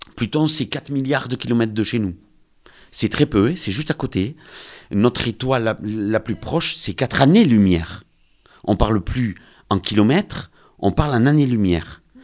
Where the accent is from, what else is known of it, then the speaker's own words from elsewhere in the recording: Lourdes, Occitania, France; je suis de Lourdes, donc on est un peu chauvin